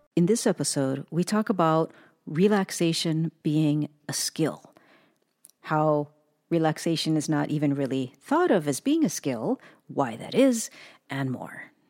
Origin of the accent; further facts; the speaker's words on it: United States; grew up in the United States of America